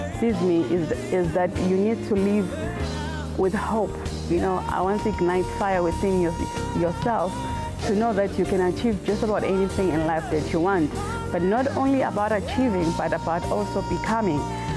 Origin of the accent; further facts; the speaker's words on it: South Africa; as South African artists